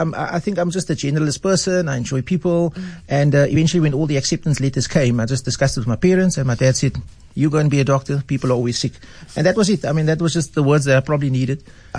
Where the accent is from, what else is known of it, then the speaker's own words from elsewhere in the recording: Cape Town, Western Cape, South Africa; I was born and bred in Manenberg, grew up there, went to primary school in Manenberg, high school in Mowbray at Rhodesay.